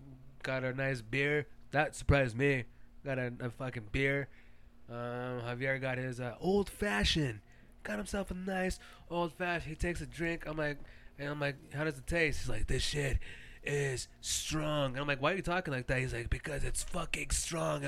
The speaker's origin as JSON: {"language": "English", "town": "Phoenix", "region": "Arizona", "country": "United States", "said": "we're from Phoenix."}